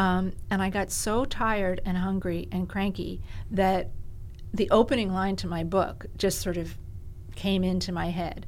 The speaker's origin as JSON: {"language": "English", "town": "Greenwich", "region": "Connecticut", "country": "United States", "tie": "born or raised there", "also_born_or_lived": "New York City"}